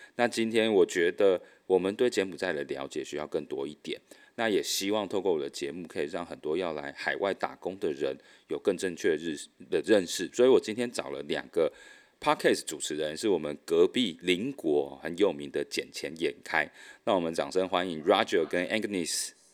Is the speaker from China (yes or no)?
no; Taiwan; moved away as an adult; now in Vietnam; 我是在越南这边工作的台干